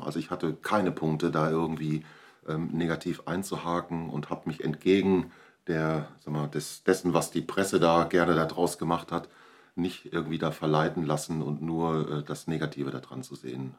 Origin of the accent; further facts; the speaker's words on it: Borchen, North Rhine-Westphalia, Germany; Also, ich komme aus Borchen, lebe dort in einer Kinder- und Jugendhilfeeinrichtung